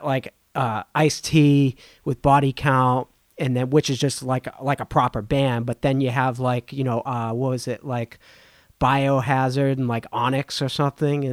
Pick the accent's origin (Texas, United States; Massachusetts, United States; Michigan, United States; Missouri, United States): Massachusetts, United States; Boston; I'm from Boston